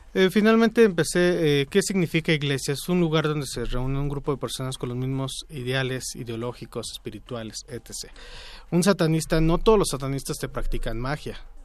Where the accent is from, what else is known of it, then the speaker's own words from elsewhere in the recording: Mexico; nosotros como mexicanos